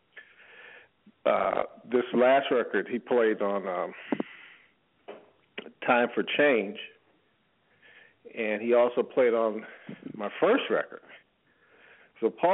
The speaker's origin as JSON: {"language": "English", "town": "Detroit", "region": "Michigan", "country": "United States", "tie": "born or raised there", "moved": "yes", "lives_now": "Delaware, United States", "said": "I'm originally from Detroit."}